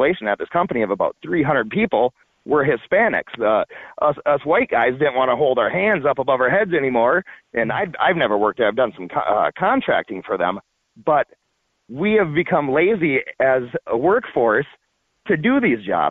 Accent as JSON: {"language": "English", "town": "Minneapolis", "region": "Minnesota", "country": "United States", "tie": "born or raised there", "said": "I grew up in Minneapolis, first 25 years of my life."}